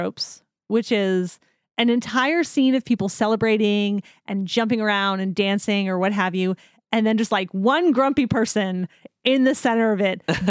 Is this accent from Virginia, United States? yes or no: no; New Jersey, United States; I'm from New Jersey.